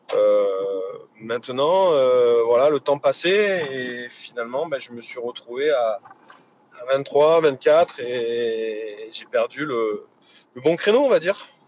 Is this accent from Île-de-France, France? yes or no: no; Hyères, Provence-Alpes-Côte d'Azur, France; also born or lived in Saint-Étienne; Je suis dans ma ville natale. Ma famille, euh, mes amis dans le sud